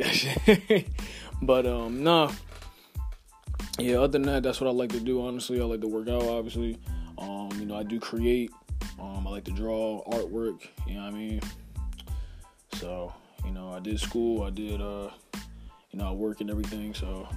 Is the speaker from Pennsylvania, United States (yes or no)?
yes; Philadelphia, Pennsylvania, United States; I was raised in the Philadelphia area, repping at 215